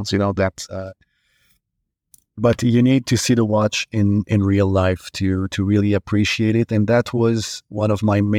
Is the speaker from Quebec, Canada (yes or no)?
yes; Montreal, Quebec, Canada; English is a second language; you know, I came from Montreal